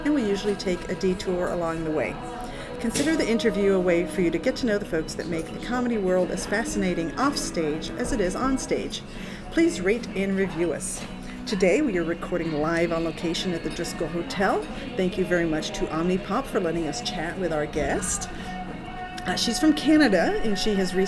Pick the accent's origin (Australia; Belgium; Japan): Belgium; now in United States; I was born in Belgium